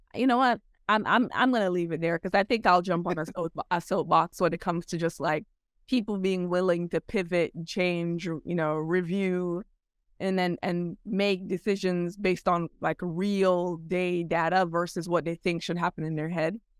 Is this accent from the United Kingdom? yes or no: no; Jamaica; now in United States; I'm Jamaican. I was born in Jamaica.